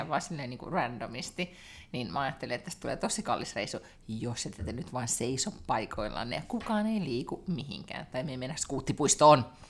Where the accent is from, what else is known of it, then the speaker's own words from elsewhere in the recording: Helsinki, Uusimaa, Finland; now in Sweden; en, en ole enää kotikaupungissani